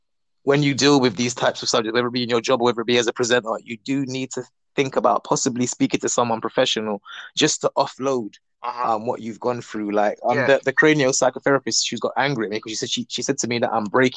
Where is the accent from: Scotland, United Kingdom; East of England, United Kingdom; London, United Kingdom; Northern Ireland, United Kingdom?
London, United Kingdom; I'm from Northwest London